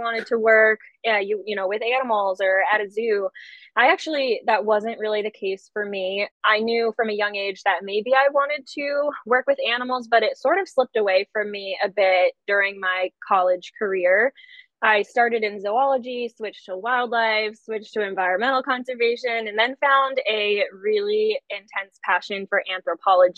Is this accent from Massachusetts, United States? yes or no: yes; the town over from Southwick, Massachusetts, United States; I grew up the town over from Southwick, so it was kind of like my hometown zoo.